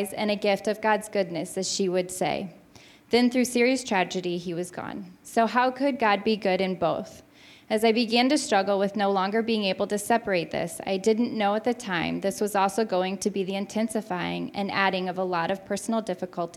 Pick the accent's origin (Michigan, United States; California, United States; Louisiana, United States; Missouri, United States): Missouri, United States; St. Louis; also born or lived in Kirksville, Missouri; I grew up in West County, in a West County church